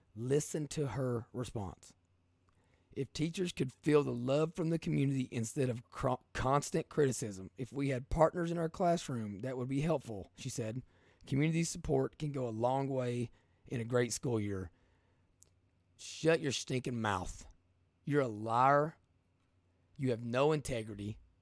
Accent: Eastern Kentucky, United States; I'm from Eastern Kentucky

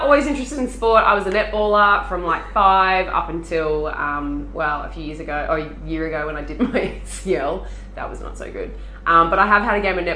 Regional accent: Sydney, New South Wales, Australia; now in Queensland, Australia; I was born in Sydney

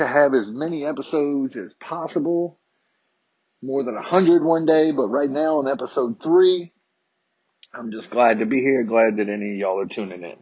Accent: Harrisonburg, Virginia, United States; a summer camp in my hometown of Harrisonburg, Virginia

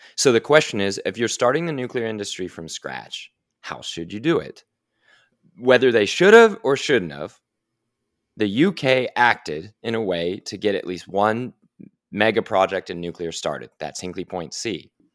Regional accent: Oklahoma City, Oklahoma, United States; I'm from Oklahoma City, Oklahoma, in a family that was in, involved in energy

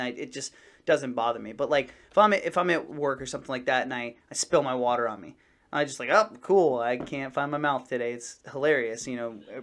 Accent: New England, United States; I'm from New England

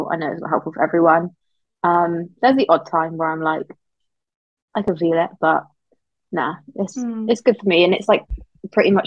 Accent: Somerset, South West England, United Kingdom; I'm 22 and I'm from Somerset.

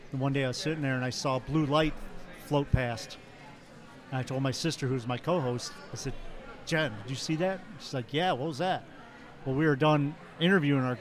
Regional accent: Toledo, Ohio, United States; I'm from Toledo, Ohio.

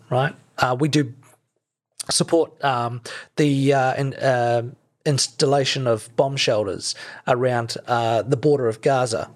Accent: Christchurch, Canterbury, New Zealand; growing up in Christchurch in exclusive brethren

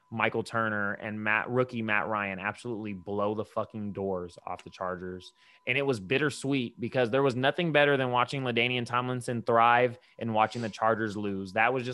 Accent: Brazil; English is a second language; I'm from Brazil anyway.

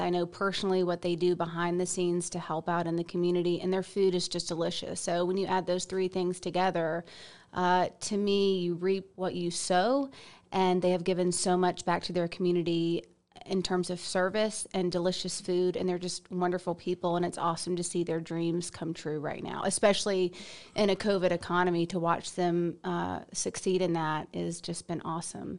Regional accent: Stone Mountain, Georgia, United States; moved away as an adult; now in Auburn, United States; I'm a Stone Mountain girl, Parkview High School. Uh, Camp Creek Elementary, Trickham Middle School, and, and Parkview High School

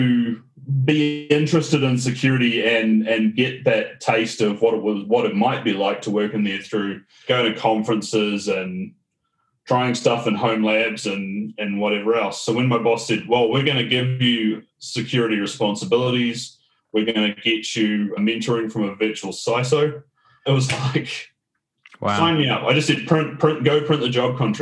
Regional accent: Auckland, New Zealand; moved away as an adult; now in Melbourne, Australia; born and bred in Auckland, New Zealand

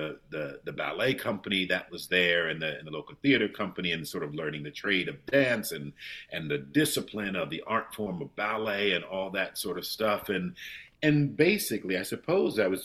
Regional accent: Ohio, United States; also born or lived in New York / Germany; now in London, United Kingdom; I grew up in the Midwest, in Ohio

